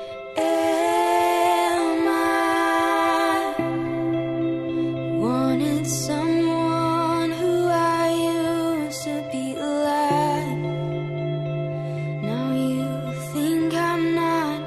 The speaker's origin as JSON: {"language": "English", "region": "Virginia", "country": "United States", "moved": "yes", "said": "I am from Virginia, and I do not really ever want to go back there"}